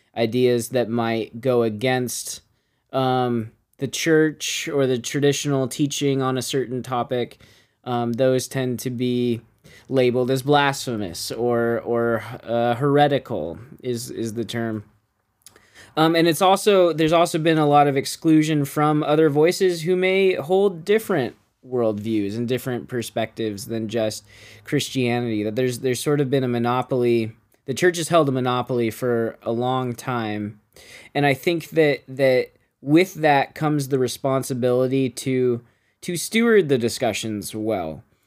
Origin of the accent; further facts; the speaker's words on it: Bakersfield, California, United States; I grew up in Bakersfield